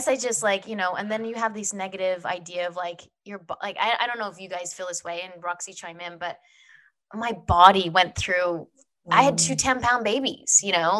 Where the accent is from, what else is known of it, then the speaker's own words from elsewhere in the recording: Australia; moved away as an adult; now in United States; Very small story is I was on Young and the Restless, came over from Australia, came to the States, didn't have a green card, didn't have anything.